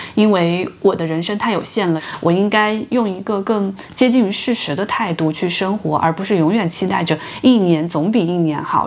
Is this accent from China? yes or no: yes; China; 我们出生在中国的小城市